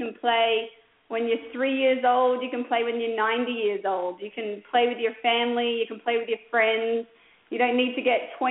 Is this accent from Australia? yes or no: yes; Adelaide, South Australia, Australia; moved away as an adult; also born or lived in Oklahoma; now in New Braunfels, United States; I grew up in Adelaide, which is in South Australia